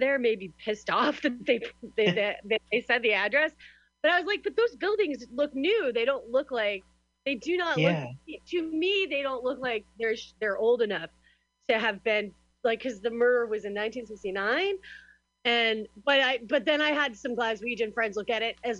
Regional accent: United States; moved away

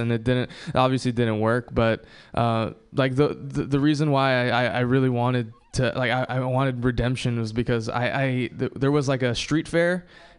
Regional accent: Hawaii, United States; moved away; I visited my hometown of Hawaii. I was born and raised there

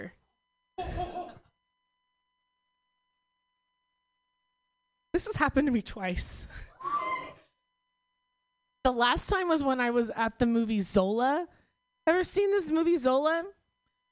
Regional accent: Oklahoma, United States; moved away; I'm from Oklahoma

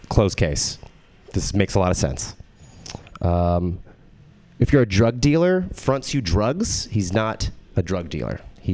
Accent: Texas, United States; I am from Texas, but I don't have a Texas accent.

